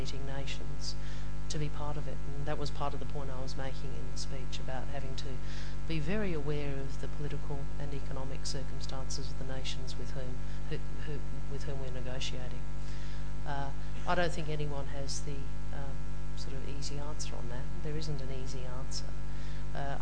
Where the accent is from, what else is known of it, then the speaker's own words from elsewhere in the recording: Adelaide, South Australia, Australia; I come from Adelaide in South Australia